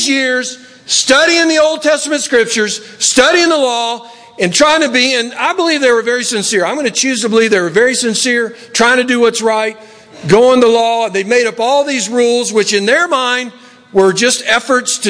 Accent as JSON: {"language": "English", "region": "Tennessee", "country": "United States", "tie": "born or raised there", "moved": "yes", "lives_now": "Los Angeles, United States", "said": "When I grew up in Tennessee"}